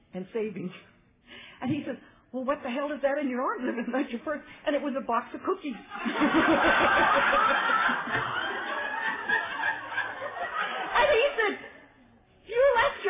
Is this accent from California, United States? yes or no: yes; San Fernando Valley, California, United States; I'm from the San Fernando Valley area